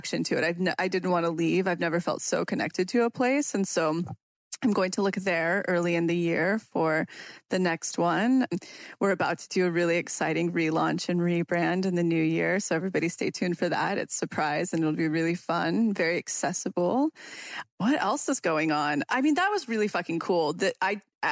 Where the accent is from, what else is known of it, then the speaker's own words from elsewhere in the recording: Mariposa, California, United States; we just bought a retreat house up in Mariposa, which is right outside of Yosemite. It's my hometown.